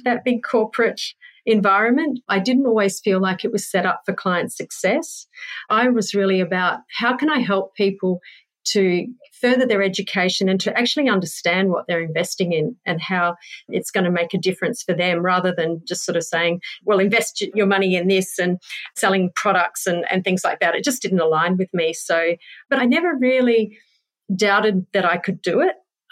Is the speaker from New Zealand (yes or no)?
yes; New Zealand; moved away as an adult; now in Perth, Australia; I was born in Perth, but spent mainly my teenage years in New Zealand growing up. So that was 10 years in a tiny little town in New Zealand.